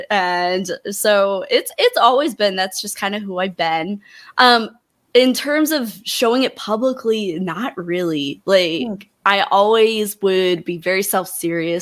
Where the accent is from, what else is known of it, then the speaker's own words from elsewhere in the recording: Montana, United States; moved away; I didn't love growing up in Montana.